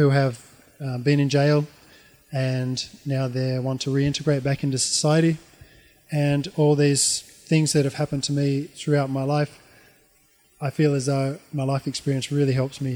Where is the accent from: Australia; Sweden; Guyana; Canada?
Australia; moved away as an adult; also born or lived in Auckland, New Zealand / Japan / Tanzania; now in New Zealand; when I was growing up in Australia